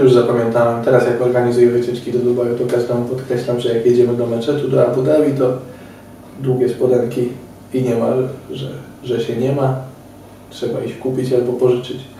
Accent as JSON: {"language": "Polish", "country": "Poland", "said": "ja z Polski"}